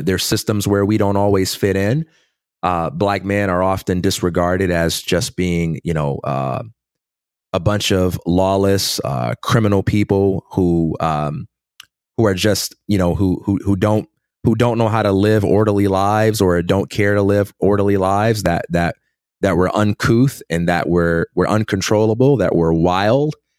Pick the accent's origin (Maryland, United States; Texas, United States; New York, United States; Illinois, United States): Illinois, United States; Chicago; born or raised there; also born or lived in Westchester, Illinois